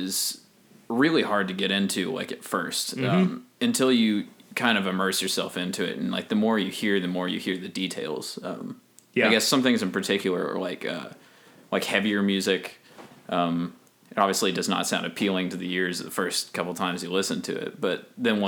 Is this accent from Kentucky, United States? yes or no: yes; Kentucky, United States; I'm from Kentucky